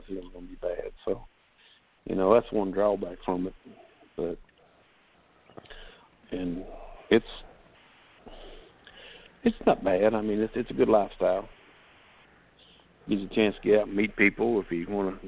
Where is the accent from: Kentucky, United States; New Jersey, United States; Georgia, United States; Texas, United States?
Kentucky, United States; Eastern; We grew up in Eastern Kentucky